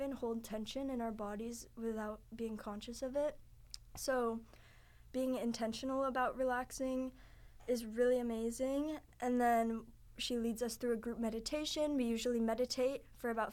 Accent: California, United States; moved away as an adult; also born or lived in Santa Barbara, California; now in Boston, United States; I'm from California, and I'm a transfer student from Santa Barbara.

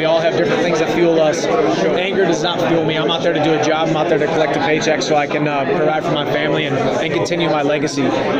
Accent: St. Louis, Missouri, United States; I grew up in St. Louis, Missouri, right down the road.

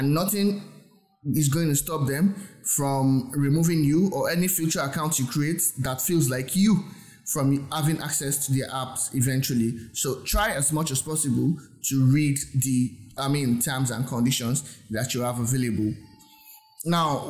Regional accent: Nigeria; I'm from Nigeria. My accent might not be as great as yours or might not sound as yours

